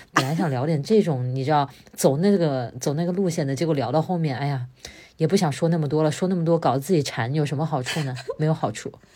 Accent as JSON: {"language": "Chinese", "town": "Wuhan", "region": "Hubei", "country": "China", "tie": "born or raised there", "said": "我是武汉长大"}